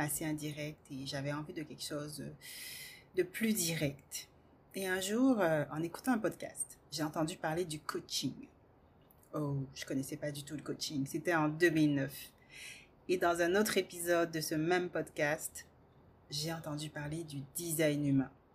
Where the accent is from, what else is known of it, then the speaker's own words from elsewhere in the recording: Guadeloupe, France; moved away as an adult; also born or lived in Metropolitan France; Je suis partie à l'âge de 18 ans faire mes études en France, puisque je viens de la Guadeloupe